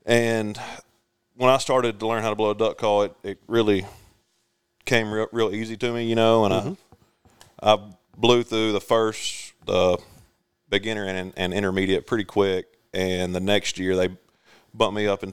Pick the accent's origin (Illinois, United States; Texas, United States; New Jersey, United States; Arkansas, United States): Arkansas, United States; Stuttgart; I grew up in Stuttgart, Arkansas.